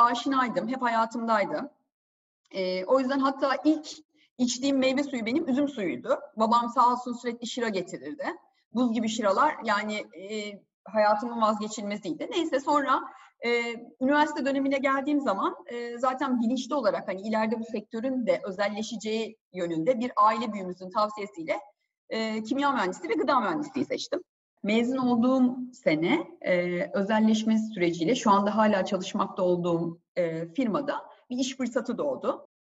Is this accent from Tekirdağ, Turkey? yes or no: yes; Tekirdağ, Turkey; born or raised there; also born or lived in Istanbul